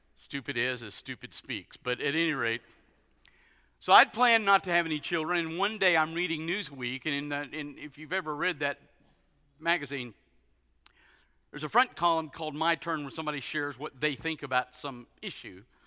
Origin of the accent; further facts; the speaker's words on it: United States; being an American guy